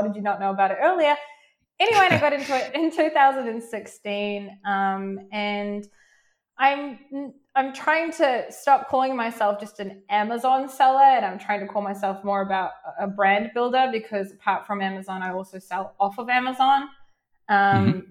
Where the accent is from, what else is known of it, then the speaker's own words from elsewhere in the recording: New Zealand; now in Israel; I'm originally from New Zealand, um, but mm. I live now in Israel.